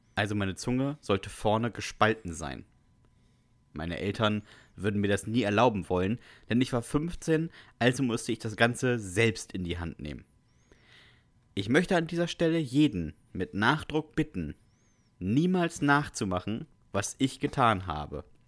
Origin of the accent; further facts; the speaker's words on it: GDR, East Germany, Germany; Ich bin aus der DDR